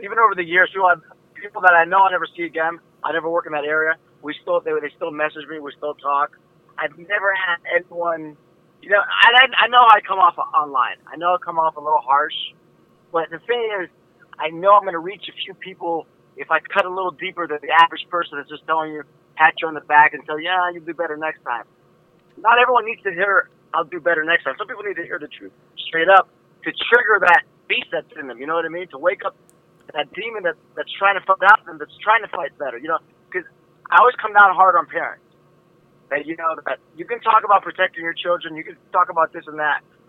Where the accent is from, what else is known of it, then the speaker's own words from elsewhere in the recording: Warren, Ohio, United States; my hometown in Warren, Ohio, and we would just train in my garage